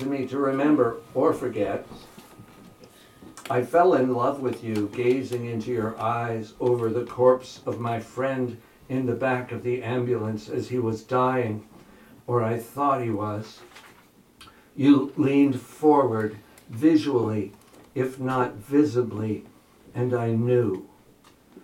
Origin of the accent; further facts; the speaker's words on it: New Jersey, United States; also born or lived in Berkeley / Oakland / Bay Area; now in Surry, United States; I grew up in New Jersey